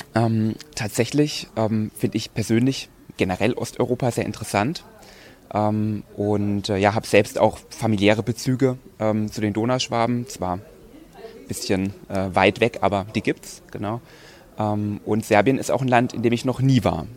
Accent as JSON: {"language": "German", "town": "Rastatt", "region": "Baden-Württemberg", "country": "Germany", "tie": "born or raised there", "also_born_or_lived": "Heidelberg", "moved": "as an adult", "lives_now": "Ulm, Germany", "said": "ich komme ursprünglich auch aus Baden-Württemberg, aus Rastatt."}